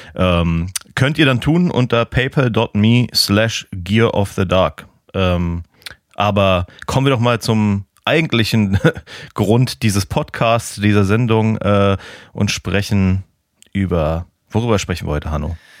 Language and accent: German; Germany; now in Portland, United States; ich als Piefke